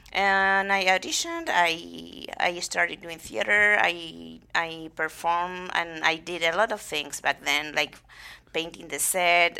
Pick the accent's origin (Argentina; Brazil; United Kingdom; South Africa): Argentina; General Madariaga, Buenos Aires Province; English is a second language; now in United States; I'm from a small town, town called, uh, General Madariaga